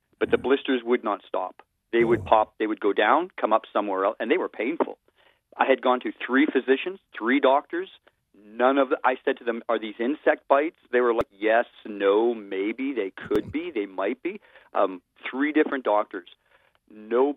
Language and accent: English; Richmond, British Columbia, Canada; I grew up in Richmond, right, which is a very fertile area